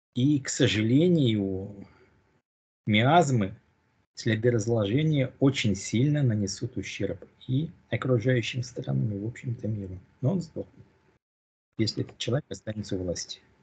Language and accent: Russian; Russia; moved away; я родился в России